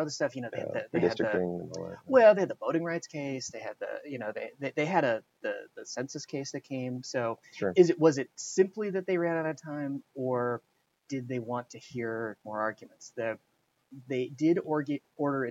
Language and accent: English; Omaha, Nebraska, United States; I'm from Omaha